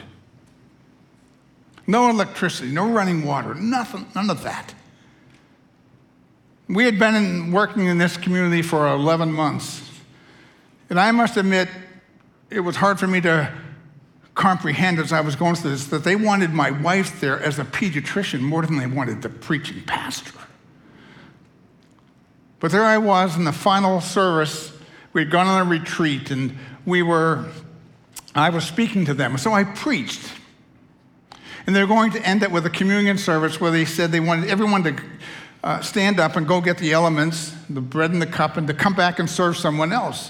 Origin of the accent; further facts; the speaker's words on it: United States; I'm an American